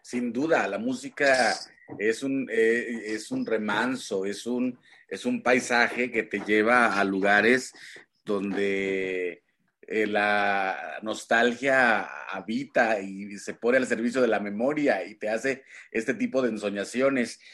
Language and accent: Spanish; Huasteca, Mexico; moved away; yo también vengo de la Huasteca